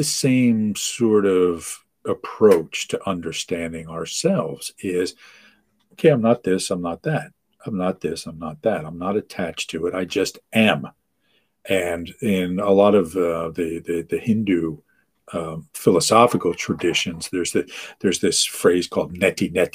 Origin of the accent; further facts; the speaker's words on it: United States; I'm from the United States, but I'm not like the typical, you know, gringo